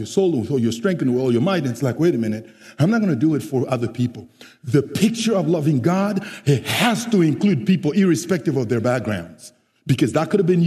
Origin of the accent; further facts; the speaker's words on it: Central African Republic; English is a second language; now in San Jose, United States; I am originally from the Central African Republic